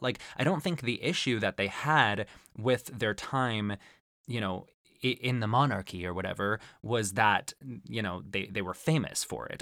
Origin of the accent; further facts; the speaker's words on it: Arizona, United States; growing up in Arizona